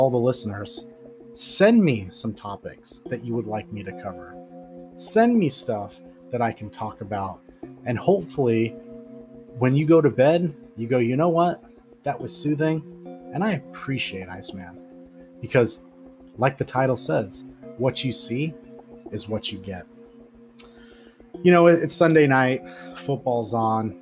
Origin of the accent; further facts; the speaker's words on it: Pacific Northwest, United States; I'm from the Pacific Northwest